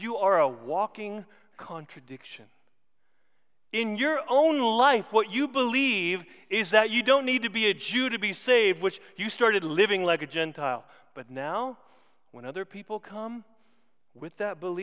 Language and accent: English; South Dakota, United States; moved away; I'm originally from South Dakota